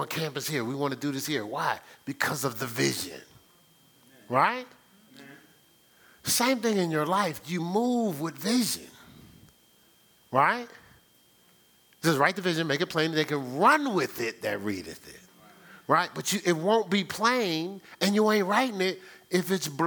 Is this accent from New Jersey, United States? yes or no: yes; New Jersey, United States; also born or lived in New York; I'm from New Jersey, so I spent a lot of time in New York City